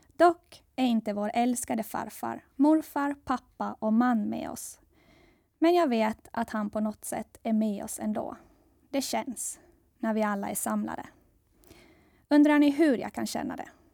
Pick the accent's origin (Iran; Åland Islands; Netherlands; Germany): Åland Islands; Saltvik; also born or lived in Gothenburg, Sweden / Jönköping, Sweden; Jag växte upp i Saltvik, i Kroklund